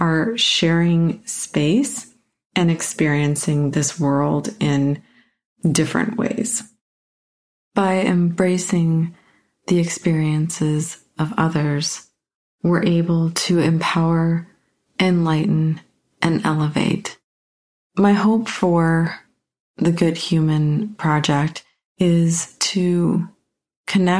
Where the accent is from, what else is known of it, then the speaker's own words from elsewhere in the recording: Canada; I'm a Canadian white female